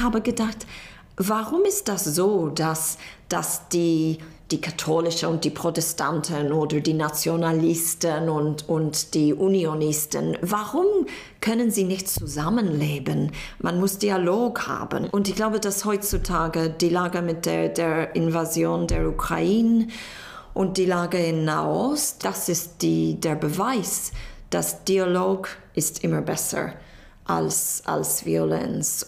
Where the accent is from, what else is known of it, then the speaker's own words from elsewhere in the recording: Northern Ireland, United Kingdom; German is a second language; moved away as an adult; also born or lived in Edinburgh; now in Berlin, Germany; ich stamme aus Nordirland und es gab die Troubles, als ich Kind war